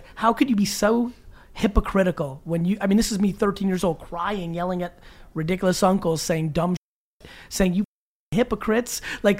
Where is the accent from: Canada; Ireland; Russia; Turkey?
Russia; moved away; I was born in Russia in the Soviet Union.